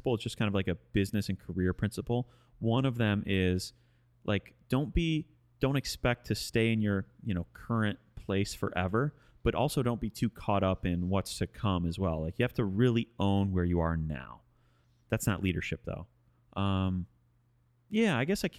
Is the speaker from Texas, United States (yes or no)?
no; Westland, Michigan, United States; also born or lived in Livonia, Michigan / Detroit, Michigan; I grew up in Westland, but right on the border